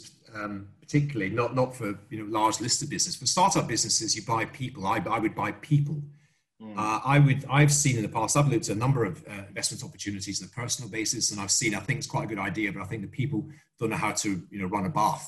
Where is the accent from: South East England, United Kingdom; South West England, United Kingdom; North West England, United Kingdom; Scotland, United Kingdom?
Scotland, United Kingdom; I'm Scottish